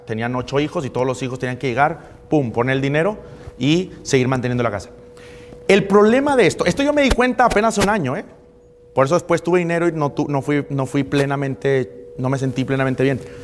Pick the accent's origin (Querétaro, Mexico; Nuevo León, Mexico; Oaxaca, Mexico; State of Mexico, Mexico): Nuevo León, Mexico; Monterrey; moved away as an adult; now in Cancún, Mexico; Yo soy de Monterrey